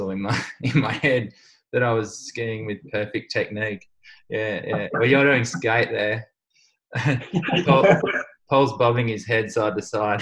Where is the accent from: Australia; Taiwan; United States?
Australia; Sydney, New South Wales; In Wirunga in Sydney